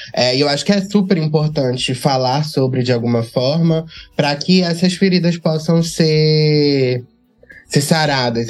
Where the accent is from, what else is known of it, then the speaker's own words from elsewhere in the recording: Catu, Bahia, Brazil; Eu, eu sou de Catu, que é uma cidade no, na região metropolitana de Salvador